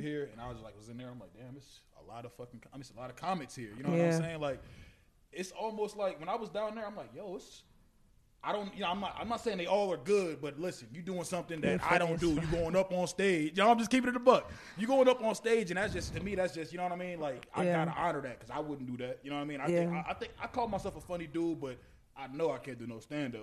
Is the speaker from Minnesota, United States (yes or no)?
yes; Minnesota, United States; We all from Minnesota